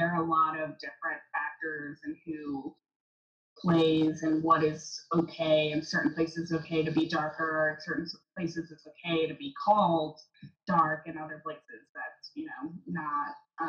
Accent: San Diego, California, United States; I grew up in San Diego, where we have such a big Mexican population.

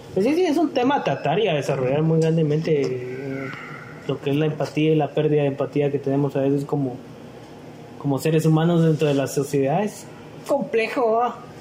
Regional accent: Guatemala; como guatemaltecos

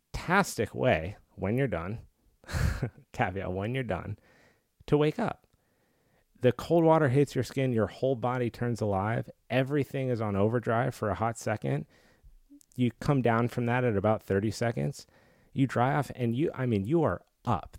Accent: Colorado, United States; I grew up in Colorado

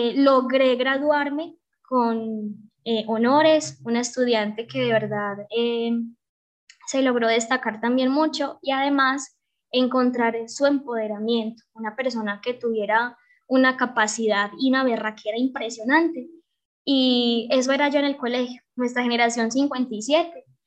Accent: Betania, Antioquia, Colombia; mi territorio, amo mi territorio, mi tierra, mi Betania

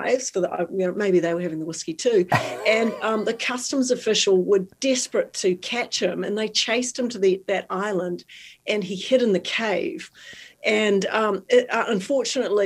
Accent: New Zealand; moved away; I'm from New Zealand. In New Zealand, I was 2 and a half

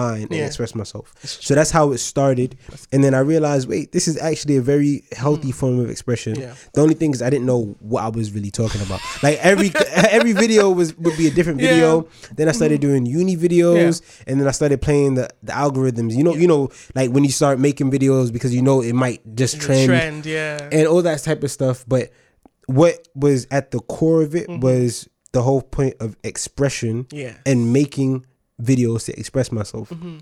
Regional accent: New York City, New York, United States; moved away as an adult; also born or lived in Nigeria (ancestry); now in United Kingdom; I was born in the United States of America, Staten Island, New York, be exact. I lived there for a lot of my life

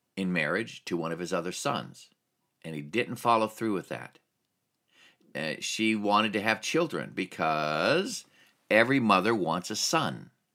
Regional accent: Alaska, United States; I grew up in Alaska

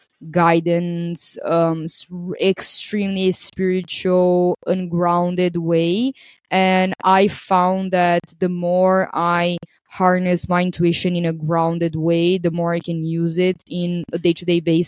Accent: Brazil; moved away as an adult; also born or lived in Portugal / Greece; I am originally from Brazil

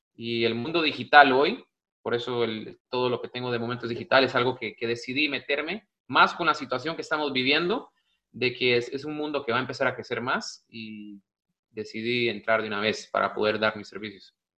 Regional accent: Costa Rica; also born or lived in United States; now in Spain; Sí, soy un costarricense, soy tico, soy centroamericano, estoy en Europa

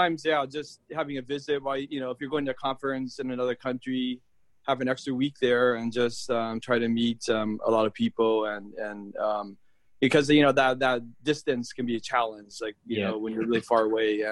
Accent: United States; moved away as an adult; now in Australia; I'm American

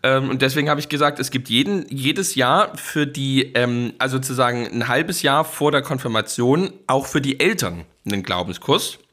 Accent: Dresden, Saxony, Germany; moved away; was ich noch kenne aus Dresden

